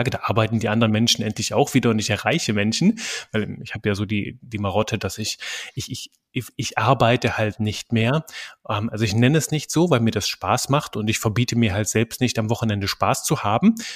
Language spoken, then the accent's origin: German; Belgium; accent: French; Ich bin aufgewachsen in einem kleinen belgischen Dorf. Manchmal hört man das noch so. Ich habe so einen französischen Akzent ab und zu mit drin. In Belgien spricht man Französisch, Deutsch und Niederländisch mehrsprachig. Das heißt, ich bin auch mehrsprachig aufgewachsen.